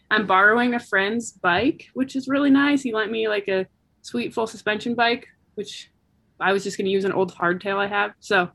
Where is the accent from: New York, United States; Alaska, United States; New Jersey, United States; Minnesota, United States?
Alaska, United States; Anchorage; also born or lived in Bellingham, Washington; I, I was born there and grew up